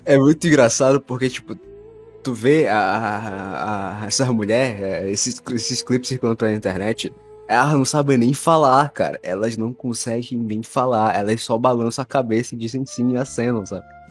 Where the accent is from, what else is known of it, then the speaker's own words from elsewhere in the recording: Brazil; a gente é brasileiro